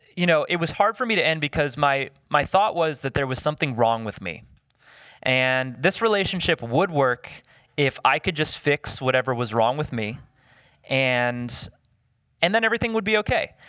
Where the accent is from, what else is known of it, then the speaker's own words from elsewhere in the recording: the South, United States; I grew up in the South